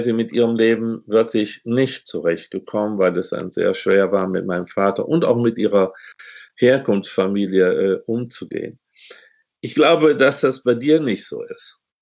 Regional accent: Germany; ich bin in Westdeutschland geboren.

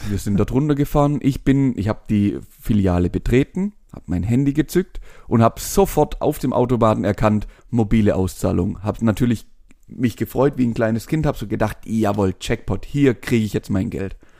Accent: Swabia, Germany; Da bin ich Schwabe

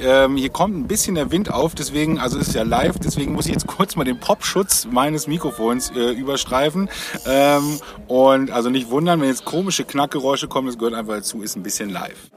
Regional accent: the North, Northern Germany, Germany; bei uns, also wo ich herkomme im Norden

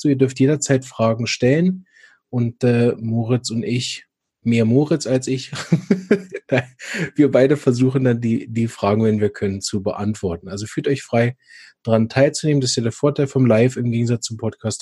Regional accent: Berlin, Germany; moved away; für mich ist ja Berlin meine Heimat, da komme ich ja ursprünglich her.

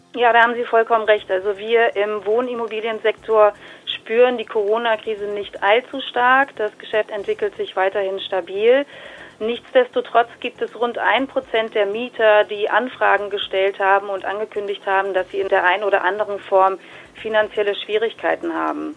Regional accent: Berlin, Germany; als gebürtige Berlinerin

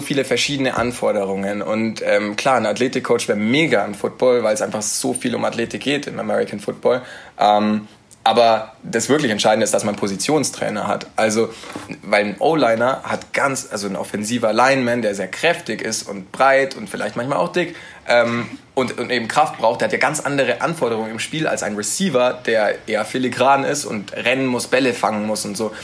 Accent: Nuremberg, Bavaria, Germany; moved away as an adult; also born or lived in Erlangen; Ich komme aus Nürnberg ursprünglich, habe da auch bis vor zwei Jahren noch gelebt

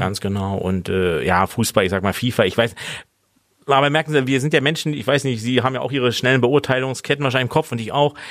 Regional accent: Berlin, Germany; now in Mainz, Germany; ich bin ja Berliner

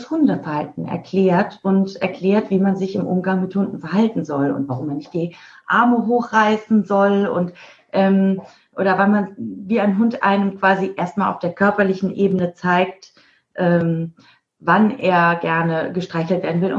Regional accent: Mainz, Rhineland-Palatinate, Germany; now in Isernhagen, Germany; Nee, ich bin gebürtig aus Mainz, aber wir sind in Isernhagen, das ist bei Hannover, in Norddeutschland. Ah, okay. Mhm. Aber stimmt, ich komme aus Mainz.

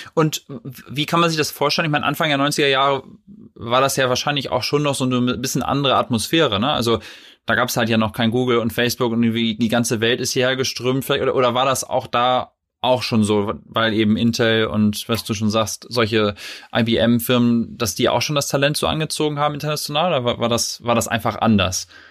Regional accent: Vechta, Lower Saxony, Germany; dann bin ich in Fechter groß geworden, das ist sozusagen ah, ja. zwischen Bremen und Osnabrück

